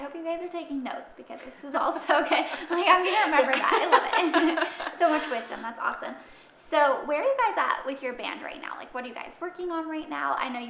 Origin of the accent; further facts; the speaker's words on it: Michigan, United States; because I grew up in Michigan.